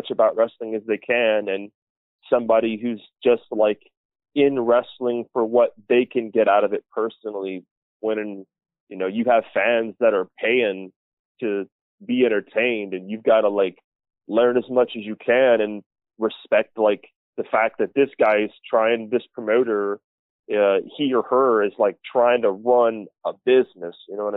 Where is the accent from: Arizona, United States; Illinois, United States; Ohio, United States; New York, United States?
Ohio, United States; born or raised there; moved away as an adult; now in Alaska, United States